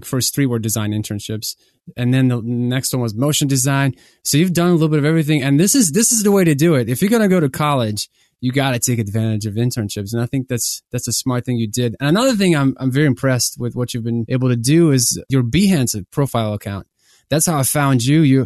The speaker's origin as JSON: {"language": "English", "town": "Columbus", "region": "Ohio", "country": "United States", "moved": "yes", "said": "I'm from Columbus, my wife is from Columbus, and I lived there for, I think, for like 9 years"}